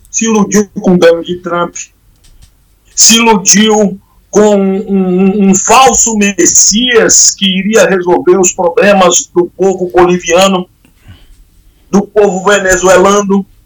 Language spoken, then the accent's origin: Portuguese; Bahia, Brazil; now in São Paulo, Brazil; Eu vivo hoje, saí da Bahia, estou em São Paulo.